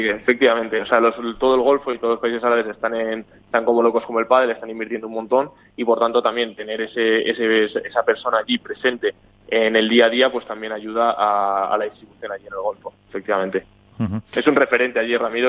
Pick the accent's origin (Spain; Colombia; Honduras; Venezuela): Spain; now in Sweden; yo soy de España